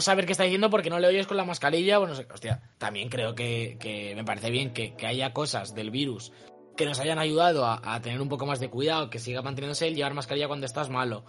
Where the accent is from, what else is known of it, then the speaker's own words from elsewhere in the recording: Spain; soy español